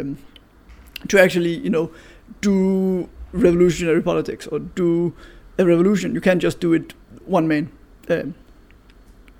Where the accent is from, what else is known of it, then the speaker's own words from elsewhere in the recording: Denmark; I'm from Denmark